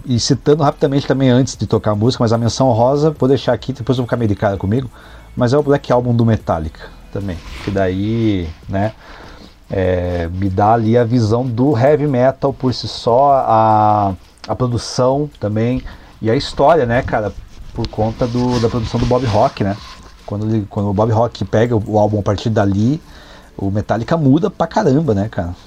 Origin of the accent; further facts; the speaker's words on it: Brazil; sou brasileiro